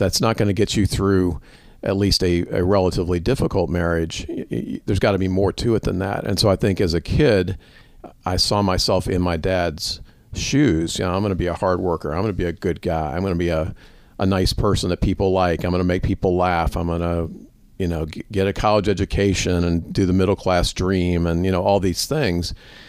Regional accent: Louisville, Kentucky, United States; We were raised in Louisville, and my dad published it.

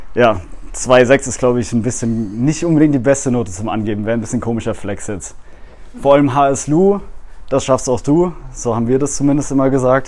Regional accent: Mannheim, Baden-Württemberg, Germany; Ich komme aus dem Raum Mannheim

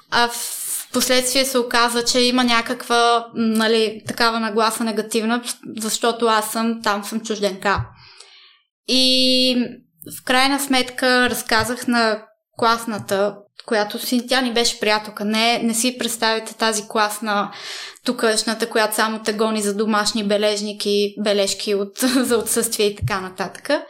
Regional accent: Italy; Ами бяхме в, живеехме в едно малко градче. Няма да забравя първия ми учебен ден. Беше много странно, защото аз не знаех и дума италиански.

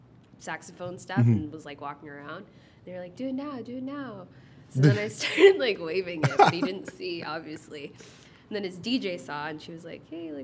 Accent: Toronto, Ontario, Canada; So I was born in Toronto, actually, like not too far from here.

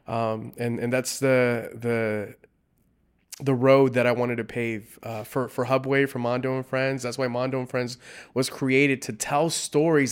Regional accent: South Gate, California, United States; first language Spanish; English is a second language; My first language was Spanish. Mm-hmm. Uh, I grew up not too far from here, about 15 minutes uh, from here, a city called Southgate

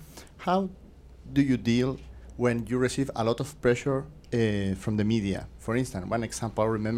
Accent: Chile; moved away; I'm from Chile. I am doing my PhD, here, my doctoral program here in environmental health.

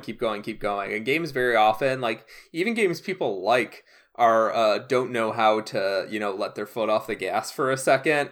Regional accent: Chicago suburbs, Illinois, United States; I grew up in the Chicago suburbs

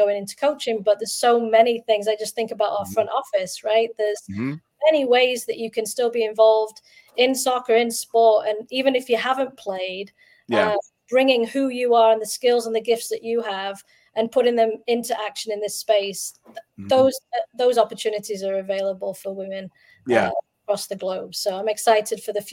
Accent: Doncaster, Yorkshire and the Humber, United Kingdom; now in Minnesota, United States; I grew up in the Doncaster area, so I played for the Doncaster Bells youth system

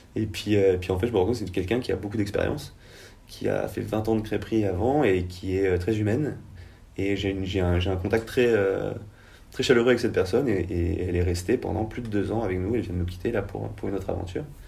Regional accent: Penmarc'h, Brittany, France; qui est Pamar, qui est là où j'ai grandi

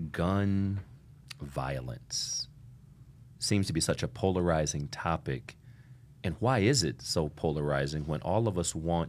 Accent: Toledo, Ohio, United States; I grew up in Ohio, Toledo, Ohio, and would go out hunting.

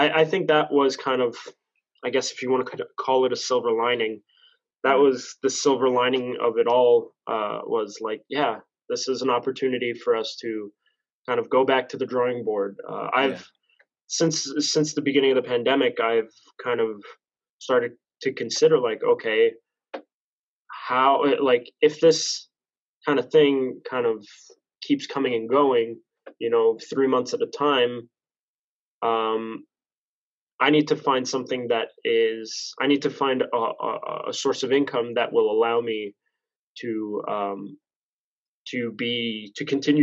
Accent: Montreal, Quebec, Canada; also born or lived in Laval; I was born and raised in St. Leonard, Montreal

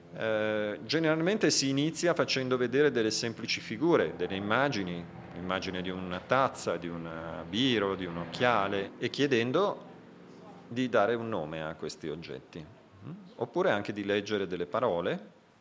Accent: Italy; vengo dall'Italia

